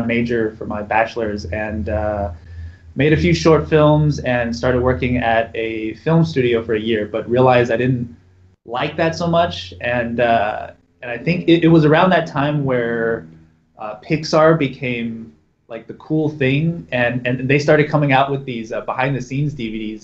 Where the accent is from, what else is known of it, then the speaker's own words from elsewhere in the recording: Raleigh, North Carolina, United States; moved away as an adult; also born or lived in San Francisco; grew up in raleigh north carolina